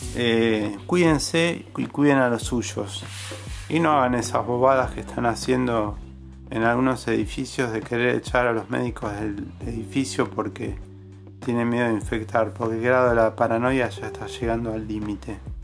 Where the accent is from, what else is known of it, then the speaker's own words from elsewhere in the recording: Argentina; Acá somos Argentina.